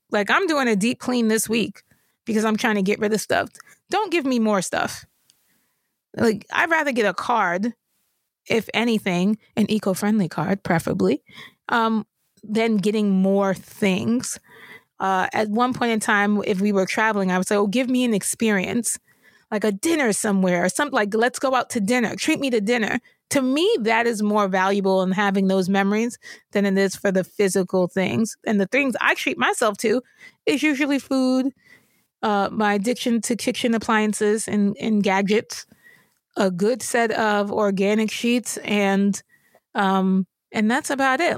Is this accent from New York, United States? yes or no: yes; New York, United States; I grew up in New York